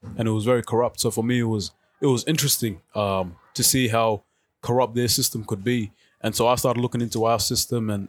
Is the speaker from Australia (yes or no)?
yes; Melton, Victoria, Australia; also born or lived in South Sudan; I grew up in Melton, low SES community.